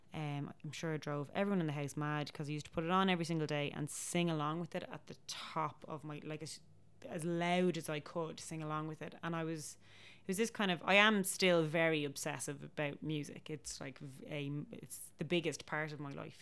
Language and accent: English; Dublin, Leinster, Ireland; I feel very much like I'm from Dublin, and it's actually not just because of my dad's family, because my mom's family are very Dublin as well